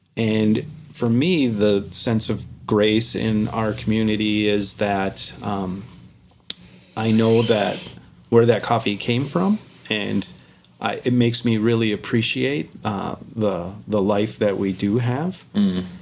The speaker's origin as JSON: {"language": "English", "country": "United States", "tie": "born or raised there", "said": "I was born in America"}